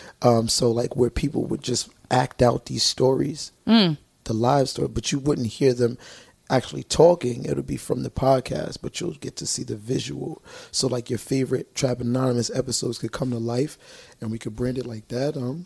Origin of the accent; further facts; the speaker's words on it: New York City, New York, United States; I'm from Brooklyn.